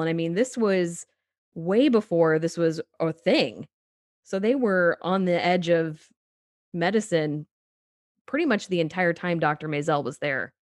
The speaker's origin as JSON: {"language": "English", "town": "Danville", "region": "Illinois", "country": "United States", "tie": "born or raised there", "said": "I grew up in Danville, Illinois"}